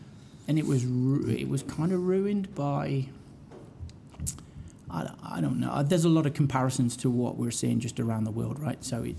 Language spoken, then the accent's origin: English; Hinckley, East Midlands, United Kingdom; now in Calgary, Canada; my hometown of Hinckley.